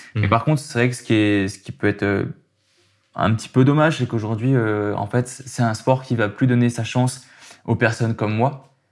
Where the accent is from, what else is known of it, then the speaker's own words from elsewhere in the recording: Aix-les-Bains, Auvergne-Rhône-Alpes, France; moved away as an adult; now in Lyon, France; je suis né à Aix-les-Bains, dans un petit village en Savoie